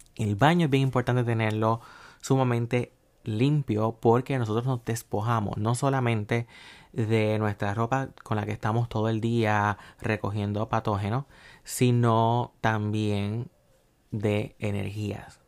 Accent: Puerto Rico; yo soy de Puerto Rico

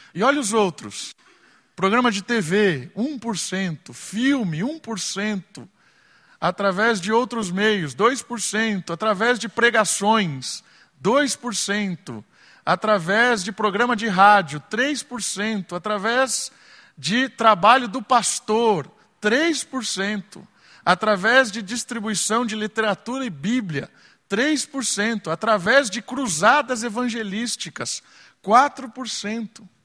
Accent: Atibaia, São Paulo, Brazil; E na minha adolescência, em Atibaia, quando eu tinha 13, 14 anos

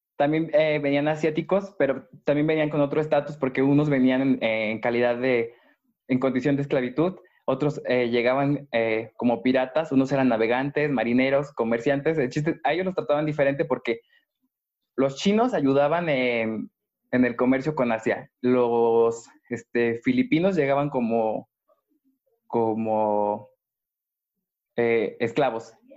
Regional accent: Mexico

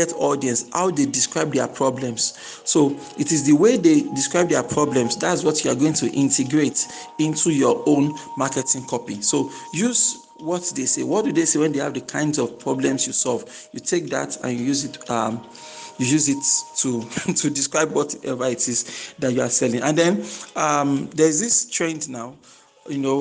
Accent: Nigeria

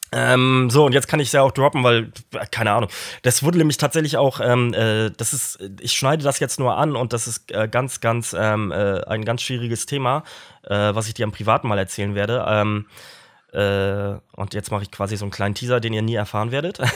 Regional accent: Stralsund, Mecklenburg-Vorpommern, Germany; in der Nähe von meiner Geburtsstadt Stralsund

